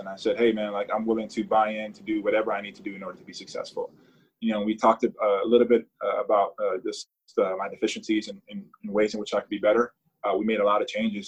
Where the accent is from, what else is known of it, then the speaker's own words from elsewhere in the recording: United States; as an American, a proud American